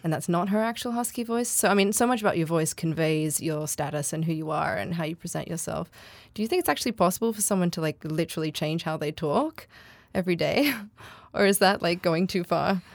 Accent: Australia; I'm Australian. I don't sound R P

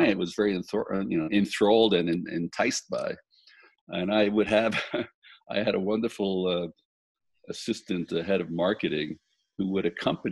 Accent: New York City, New York, United States; moved away; also born or lived in Italy; I grew up in Brooklyn, New York

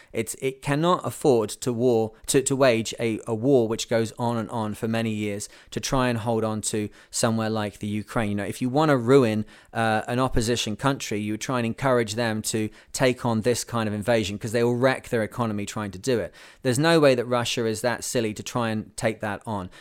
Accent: United Kingdom; now in Canada; I live in Canada. I'm British

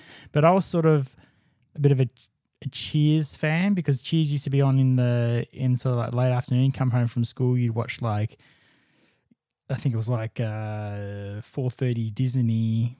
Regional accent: United Kingdom; It's like, man, I'm British.

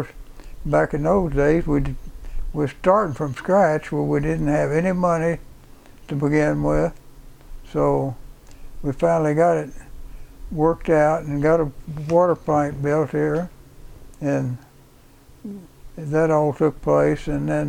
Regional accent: Bowling Green, Kentucky, United States; born there; I was born in Bowling Green, Kentucky when my mother and dad was down there in school.

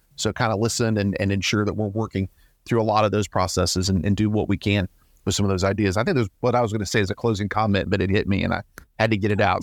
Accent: Georgia, United States; I'm from Georgia

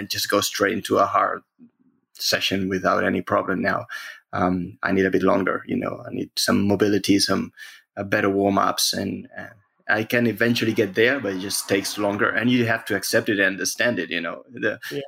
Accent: Spain; I'm from Spain

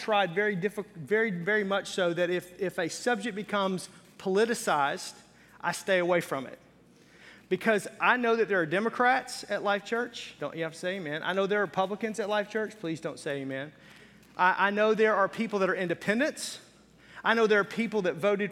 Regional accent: the South, United States; moved away as an adult; now in upper Midwest, United States; I grew up in the South, and so I grew up in an environment of call and response

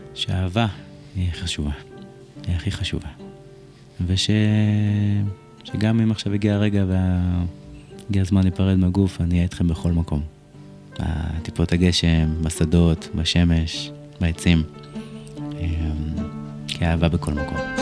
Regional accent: Rishon LeZion, Central District, Israel; וגדלתי בסביבה מאוד קשוחה, בשכונת אה, רמת אליהו בראשון לציון

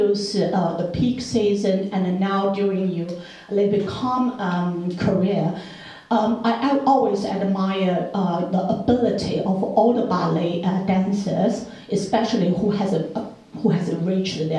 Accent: China; moved away; I come from China

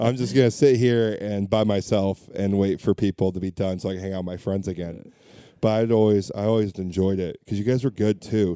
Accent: Orange County, California, United States; born and raised in Orange County

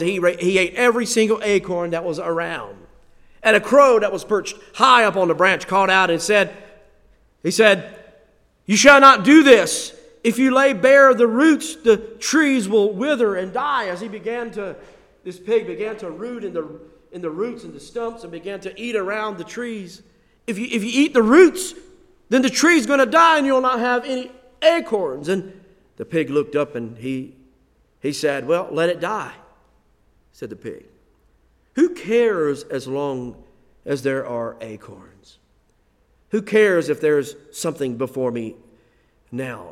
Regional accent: United States; we are Americans

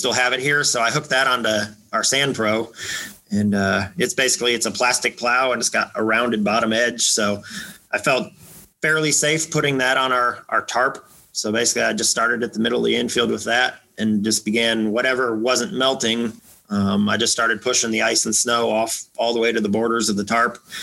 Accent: Iowa, United States; moved away as an adult; also born or lived in Blacksburg, Virginia; now in Texas, United States; I was born and raised in Iowa, grew up a farm boy

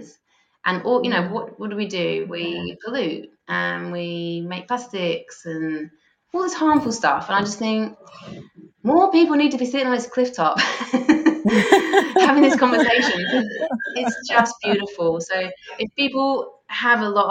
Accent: England, United Kingdom; now in Australia; I'm English

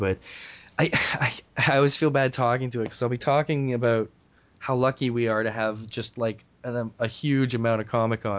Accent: St. Catharines, Ontario, Canada; also born or lived in Clarkson, Mississauga; now in Mississauga, Canada; I grew up in St. Catharines. So I moved to Clarkson when I was like 9 or 10.

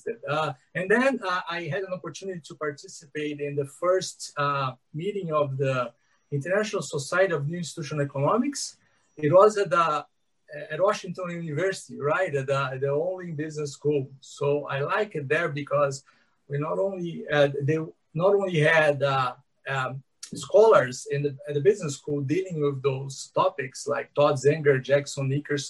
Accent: São Paulo, Brazil; I'm here in São Paulo. I grew up here. I'm a person from São Paulo

